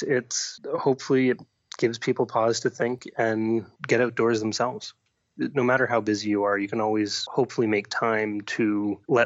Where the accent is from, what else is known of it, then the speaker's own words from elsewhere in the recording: Ottawa, Ontario, Canada; also born or lived in Africa; I was born and raised in Ottawa, but my parents happened to work for the government and live overseas